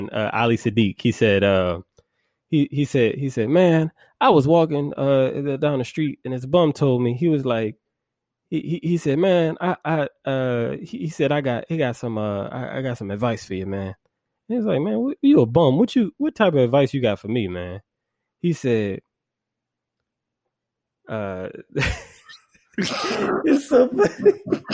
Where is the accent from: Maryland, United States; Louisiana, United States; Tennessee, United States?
Louisiana, United States; New Orleans; I grew up there, you know, I spent a lot of time there and, you know, I know city like the back of my hand